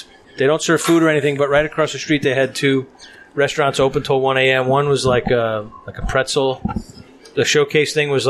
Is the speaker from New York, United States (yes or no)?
yes; New York City, New York, United States; I'm from Brooklyn.